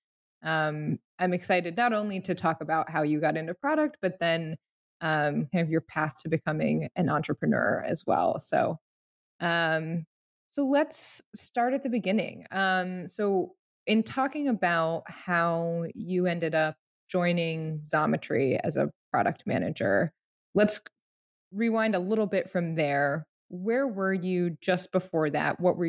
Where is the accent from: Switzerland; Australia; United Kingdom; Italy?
Italy; born there; No. I was, in fact, born in Italy.